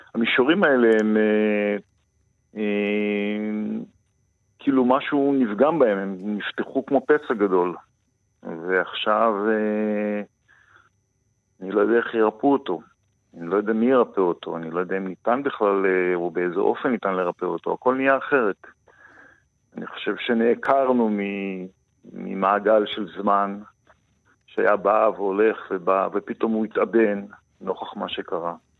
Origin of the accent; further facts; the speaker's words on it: Kibbutz Gvulot, western Negev, Southern District, Israel; moved away; אני נולדתי במרחבים האלה וגדלתי בתוכם